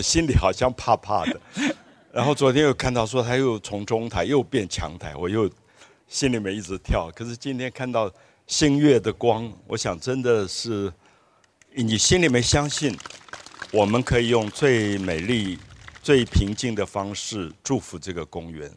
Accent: Dalongdong, by the Tamsui River, Taipei, Taiwan; now in Bali, New Taipei, Taiwan; 我从小住在淡水河旁，从达隆坡这个中游一直住到现在巴黎的河口，我都在淡水河边

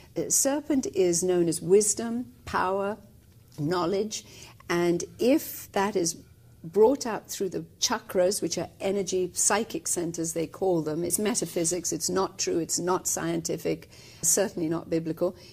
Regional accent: India; moved away as an adult; born and raised in India for the first 20 years of my life

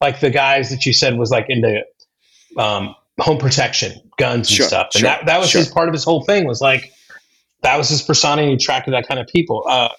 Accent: Seattle, Washington, United States; now in Huntington Beach, United States; I was born in Seattle and grew up a little bit in Seattle.

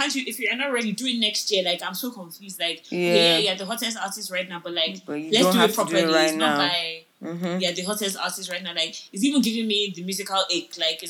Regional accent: Nigeria; I'm only speaking for Nigerians because I'm a Nigerian.

